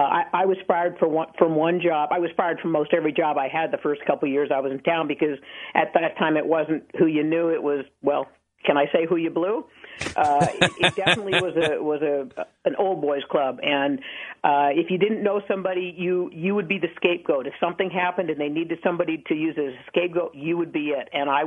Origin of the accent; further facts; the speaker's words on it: Seattle, Washington, United States; moved away as an adult; now in Las Vegas, United States; I'm from Seattle, Washington